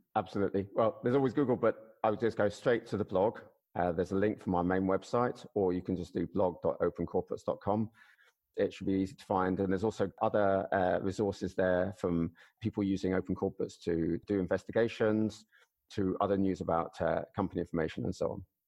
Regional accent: United Kingdom; as a Brit

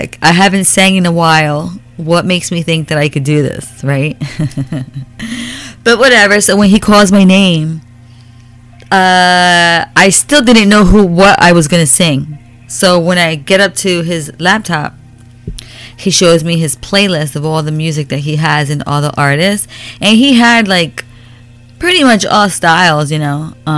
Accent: New York, United States; now in Florida, United States; I lived in New York for like 18 years.

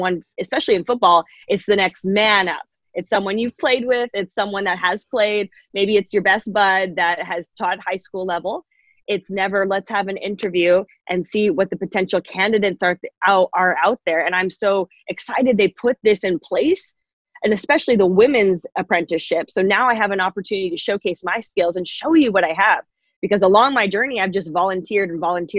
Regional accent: Canada; Being Canadian

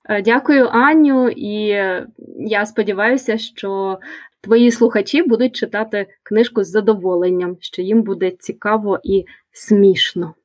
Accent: Kyiv, Ukraine; Я народилася у Києві, і більшість свого життя я прожила у цьому місті

